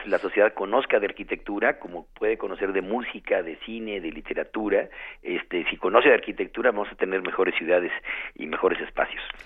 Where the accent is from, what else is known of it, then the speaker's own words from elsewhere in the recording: Mexico City, Mexico; vivimos y nacimos en la Ciudad de México